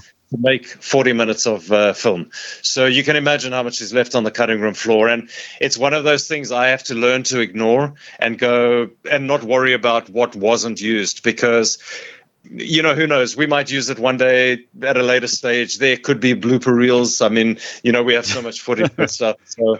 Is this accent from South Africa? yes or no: yes; South Africa; I can roll my R's because I'm from South Africa, so it's kind of a kind of guttural Afrikaans, but I love them.